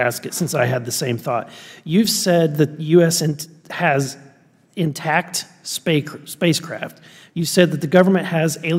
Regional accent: Missouri, United States; I'm from Missouri

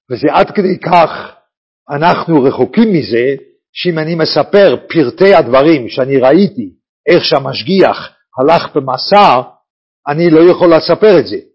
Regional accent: Bnei Brak, Tel Aviv District, Israel; אני נולדתי בבני ברק

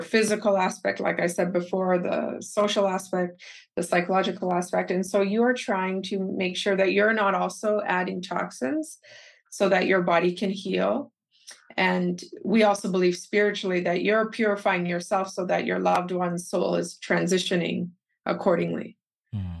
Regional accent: Calgary, Alberta, Canada; I was born and raised in Calgary, Alberta, Canada, and both of my parents are native Keralites from Kerala, India

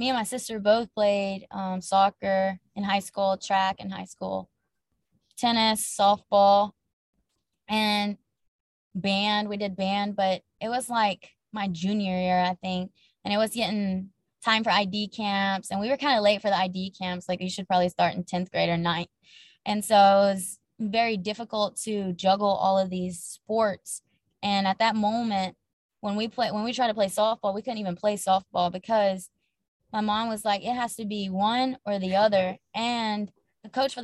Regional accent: Laurel, Mississippi, United States; We grew up in Laurel, Mississippi, me and my sister.

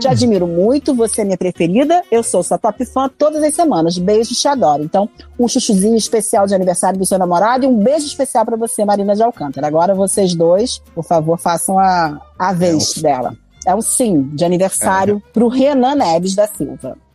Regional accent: Argentina; Portuguese is a second language; moved away; eu sou argentina

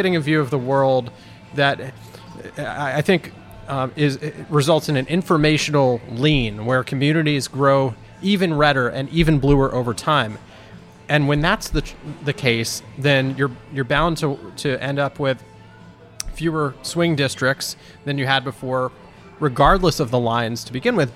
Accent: New Jersey, United States; moved away as an adult; also born or lived in Virginia; I was growing up in New Jersey

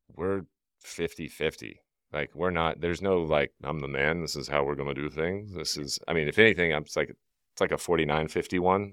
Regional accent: Deep South, United States; I grew up in the Deep South

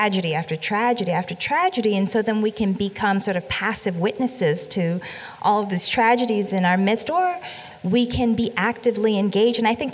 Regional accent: Birmingham, Alabama, United States; I was born in Birmingham, Alabama, 9 years after the bombing of 16th Street Baptist Church, just a couple of miles away from there.

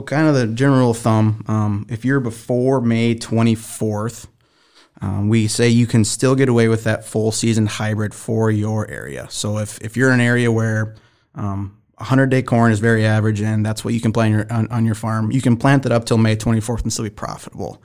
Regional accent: Minnesota, United States; I'm from the Great White North, Minnesota

